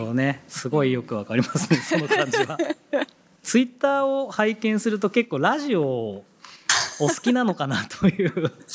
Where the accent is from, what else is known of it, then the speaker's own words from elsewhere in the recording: Yokohama, Kanagawa, Japan; 同じ横浜出身ですね